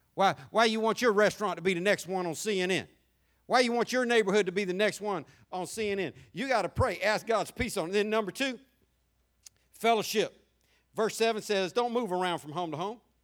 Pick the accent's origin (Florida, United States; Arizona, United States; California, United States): Florida, United States; Jacksonville; growing up in Jacksonville